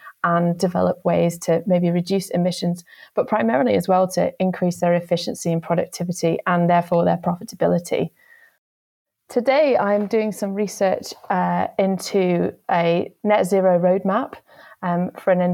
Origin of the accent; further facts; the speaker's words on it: Kendal, North West England, United Kingdom; moved away as an adult; I grew up in the South Lakes in the northwest of England. So I was born in Kendal